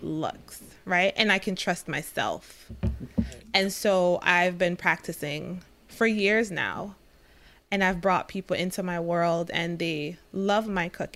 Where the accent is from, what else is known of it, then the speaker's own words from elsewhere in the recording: Jamaica; I'm from Jamaica